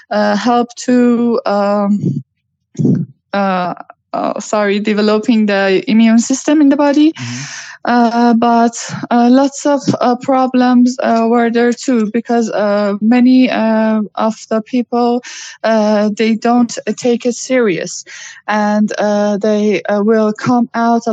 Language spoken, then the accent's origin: English; Iran; I'm from Iran